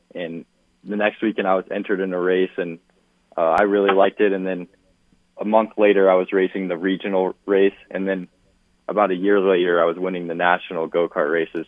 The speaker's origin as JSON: {"language": "English", "town": "Phoenix", "region": "Arizona", "country": "United States", "tie": "born or raised there", "said": "Phoenix, my hometown"}